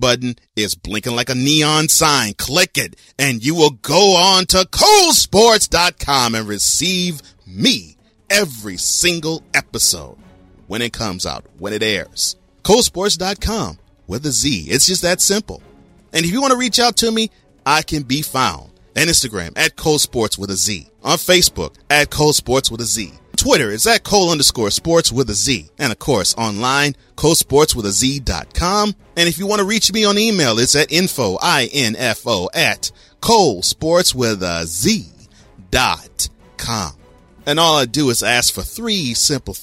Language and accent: English; New Orleans, Louisiana, United States; I was born in New Orleans, so I have ties to the city